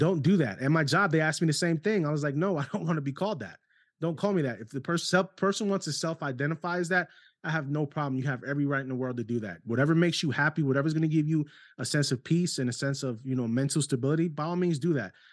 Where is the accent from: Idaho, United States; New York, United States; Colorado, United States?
New York, United States; New York City; moved away; also born or lived in Ohio; New York City half of my life before going on Ohio